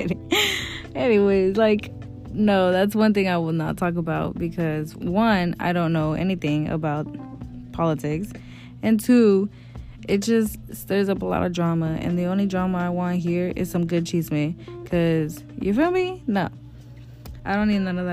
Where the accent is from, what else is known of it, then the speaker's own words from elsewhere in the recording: Houston, Texas, United States; also born or lived in Mexican ancestry; now in Georgia, United States; I did live in Houston, Texas for a majority of my life